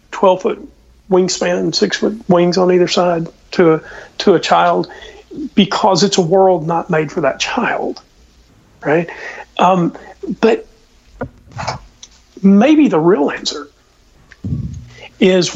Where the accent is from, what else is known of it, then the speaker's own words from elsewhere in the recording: Southeast, United States; I was from the Southeast